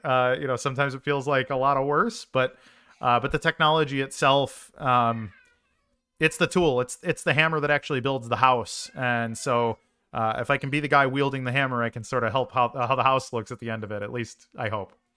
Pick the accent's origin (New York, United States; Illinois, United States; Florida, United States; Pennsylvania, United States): Illinois, United States; Chicago; I'm a Chicagoan by uh, by birth